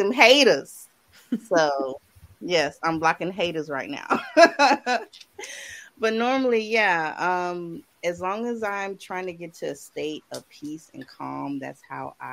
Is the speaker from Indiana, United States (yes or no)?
no; South Carolina, United States; I'm a graphic designer from South Carolina